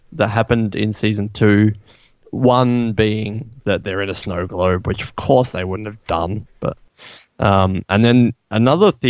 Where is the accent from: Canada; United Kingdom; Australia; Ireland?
Australia; I'm Australian